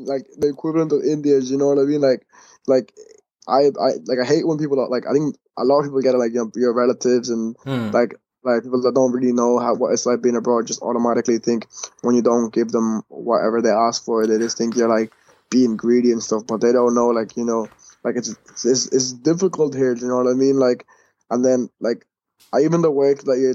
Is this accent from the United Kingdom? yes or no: no; Ireland; also born or lived in Kuwait; I was born in Kuwait, and I moved to Ireland like in 2004, so around when I was like 5